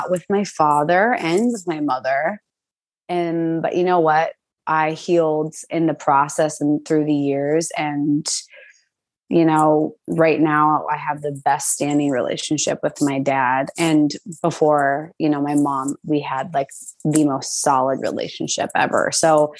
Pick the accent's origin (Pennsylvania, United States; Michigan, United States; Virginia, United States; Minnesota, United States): Minnesota, United States; St. Cloud; moved away as an adult; now in New York City, United States; I grew up in St. Cloud, Minnesota, born and raised up until I was 18